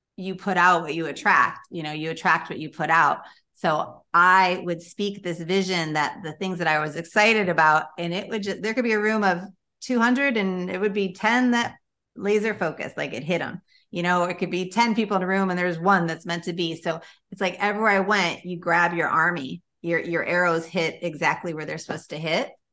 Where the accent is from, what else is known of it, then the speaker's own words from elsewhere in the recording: Chicago, Illinois, United States; moved away as an adult; now in Florida, United States; I had been born and raised in Chicago